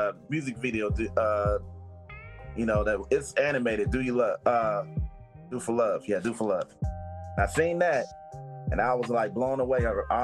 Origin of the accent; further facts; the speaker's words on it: Oakland, California, United States; I'm originally from Oakland and born and raised here